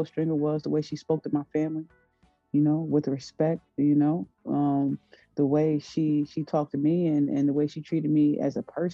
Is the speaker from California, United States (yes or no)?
no; Paterson, New Jersey, United States; I'm from Paterson, New Jersey, in the inner city